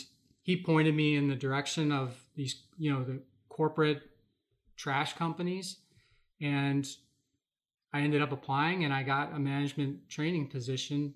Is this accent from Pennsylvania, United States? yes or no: yes; Philadelphia, Pennsylvania, United States; moved away as an adult; also born or lived in Milwaukee, Wisconsin; now in Wisconsin, United States; I grew up in the Philadelphia area.